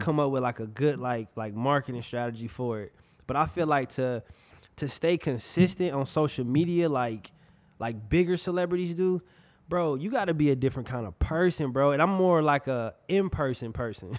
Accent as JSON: {"language": "English", "town": "Milwaukee", "region": "Wisconsin", "country": "United States", "moved": "yes", "lives_now": "Fort Myers, United States", "said": "I'm from Milwaukee, bro. Uh, Wisconsin. I'm from the Midwest."}